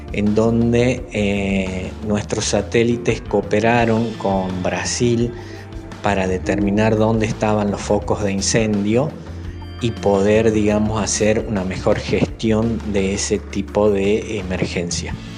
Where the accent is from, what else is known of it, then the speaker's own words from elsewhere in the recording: Aguilares, Tucumán, Argentina; moved away as an adult; also born or lived in Concepción, Tucumán / Buenos Aires; now in Falda del Cañete, Argentina; Hice mi escuela primaria en la Escuela Fría Silva, que está justo al frente de la plaza principal en Aguilares. Luego la secundaria la hice en Concepción